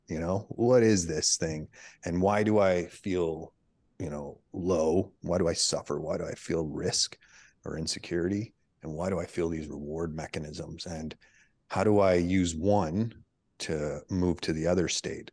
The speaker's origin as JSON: {"language": "English", "country": "Canada", "moved": "as an adult", "lives_now": "United States", "said": "my wife, she's American, I'm Canadian"}